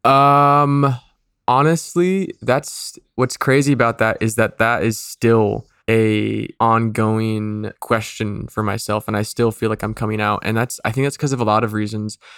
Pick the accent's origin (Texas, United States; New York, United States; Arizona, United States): Arizona, United States; Mesa; moved away; I was born in Mesa, Arizona